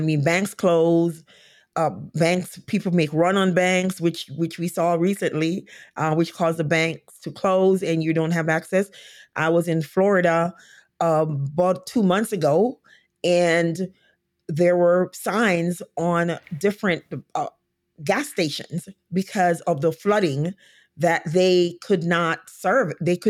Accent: Jamaica; now in United States; I came to this country from Jamaica, went to college, and then I was hired and went to a state where I did not know anyone.

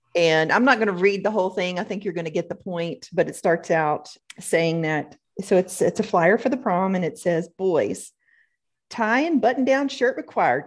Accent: the South, United States; growing up in the South here

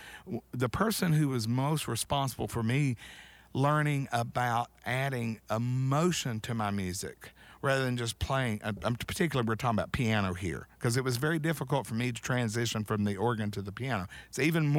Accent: Chattanooga, Tennessee, United States; moved away as an adult; also born or lived in Atlanta; I grew up in Chattanooga.

